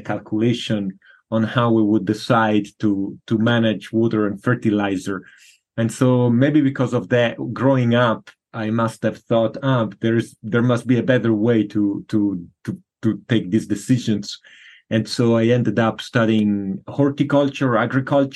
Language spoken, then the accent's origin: English; Florence, Tuscany, Italy; now in San Diego, United States; I grew up in Florence, Italy